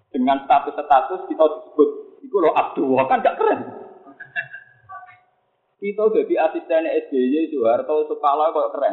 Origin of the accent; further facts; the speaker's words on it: Java, Indonesia; Kulo ya, kulo sebagai orang Jawa, kadang ya nggak nyaman ketika dikatakan saya alim